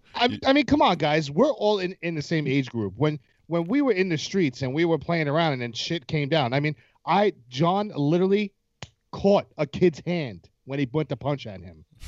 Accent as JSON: {"language": "English", "country": "United States", "said": "I'm from America."}